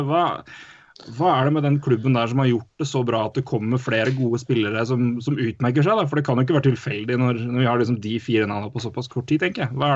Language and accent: Norwegian; Lørenskog, Akershus, Norway; Jeg er født og oppvokst i Lørenskog